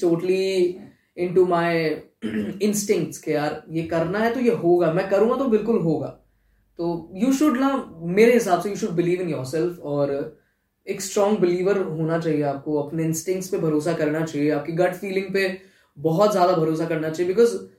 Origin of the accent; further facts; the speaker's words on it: Jaipur, Rajasthan, India; moved away as an adult; also born or lived in Mumbai; मैं यहाँ आ गया कि मेरा होम टाउन है